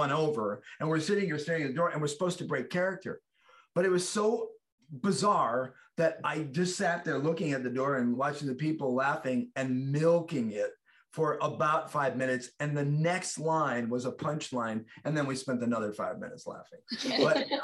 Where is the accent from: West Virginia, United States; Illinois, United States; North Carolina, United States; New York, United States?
Illinois, United States; Chicago; I grew up in the South Side of Chicago